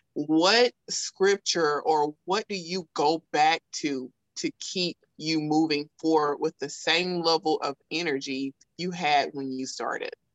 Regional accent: South Alabama, United States; accent: thick Southern; I'm from South Alabama, so you know, my, my thick Southern accent

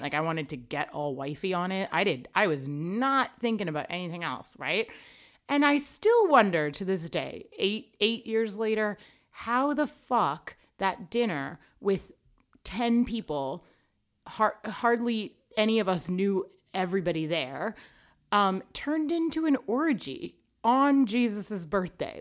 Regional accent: Canada; I'm Canadian

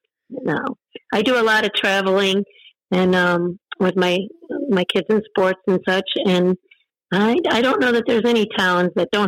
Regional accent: Strongsville, Ohio, United States; moved away as an adult; now in Rittman, United States; I was raised in Strongsville up in Cuyahoga County.

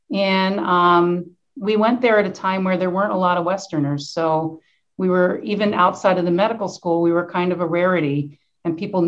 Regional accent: Bucks County, Pennsylvania, United States; also born or lived in Poland; I'm from Bucks County, Pennsylvania, which is kind of a suburb of Philadelphia, in an area where farming communities and farms that have been in families for generations

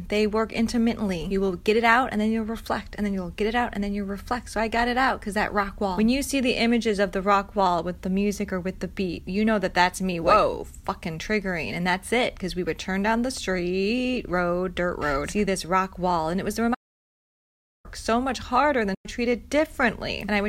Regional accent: United States; And I'm American, so I'm sorry.

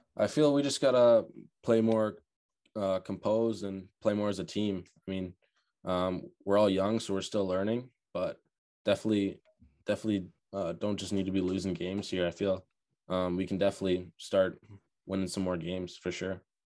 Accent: Burlington, Ontario, Canada; also born or lived in Oakville, Ontario; now in Charlottetown, Canada; I was born in Oakville, um, sadly, parents split up around when I was eight years old, moved to Burlington

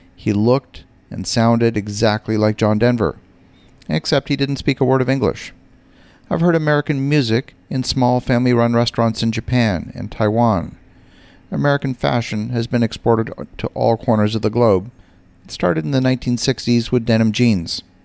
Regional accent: Ottawa, Ontario, Canada; my hometown of Ottawa, Canada

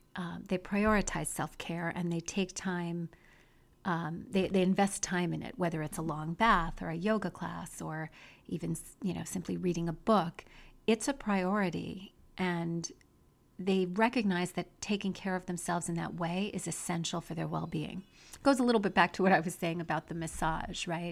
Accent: United States; we as American women

